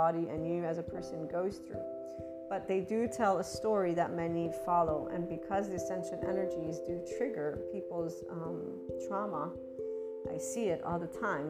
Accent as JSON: {"language": "English", "country": "United States", "tie": "born or raised there", "said": "I am born and raised in the United States, even though I'm bicultural"}